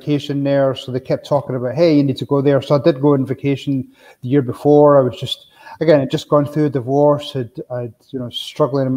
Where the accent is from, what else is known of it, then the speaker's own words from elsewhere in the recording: Scotland, United Kingdom; moved away as an adult; now in Arizona, United States; me growing up in Scotland